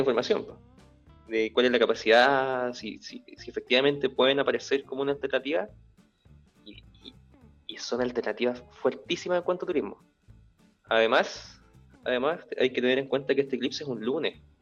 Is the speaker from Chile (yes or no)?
yes; Nueva Imperial, Araucanía, Chile; now in Santiago, Chile; Yo soy de Imperial